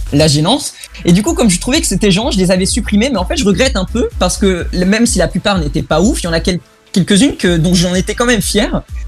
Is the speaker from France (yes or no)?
no; Germany; Et en tant que allemand